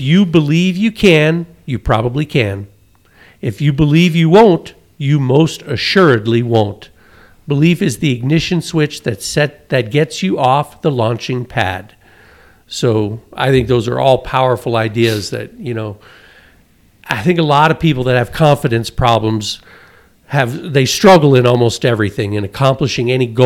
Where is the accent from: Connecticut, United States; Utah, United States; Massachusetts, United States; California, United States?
Connecticut, United States; And I grew up in Connecticut, and we did a lot of water stuff in the summertime.